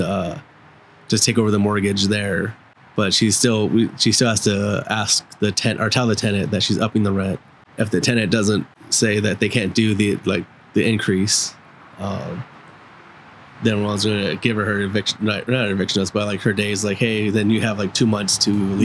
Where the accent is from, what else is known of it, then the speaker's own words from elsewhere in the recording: Upland, California, United States; my childhood home where I grew up in in Upland